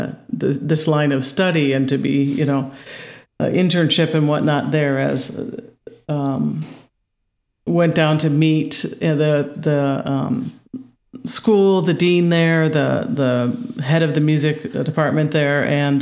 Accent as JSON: {"language": "English", "region": "Indiana", "country": "United States", "tie": "born or raised there", "said": "Well, I was a lot of places, but I'm originally from Northwest Indiana, kind of just outside of Chicago. That's where I was born and raised."}